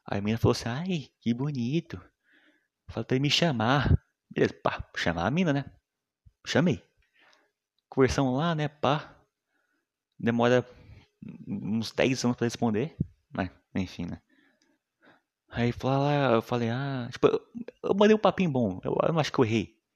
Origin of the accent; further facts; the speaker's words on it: Minas Gerais, Brazil; accent: mineiro; Uma vez o nego falou que eu sou engraçado por causa do meu sotaque, mano. Mineiro é foda, né, mano?